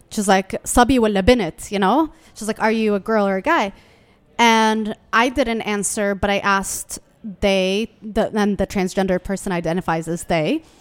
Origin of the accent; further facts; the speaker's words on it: Yemen; now in Washington, D.C., United States; I was born in Yemen